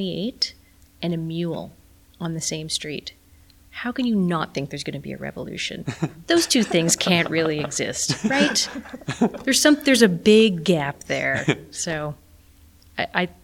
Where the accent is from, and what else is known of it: Canada